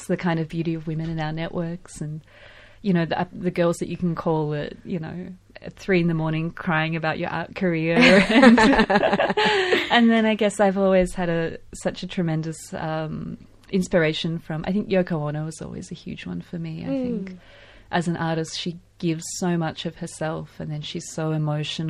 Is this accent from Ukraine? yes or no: yes; Ukraine; also born or lived in Sarajevo, Bosnia and Herzegovina; now in Melbourne, Australia; growing up in Ukraine, it was always a huge day when I was a kid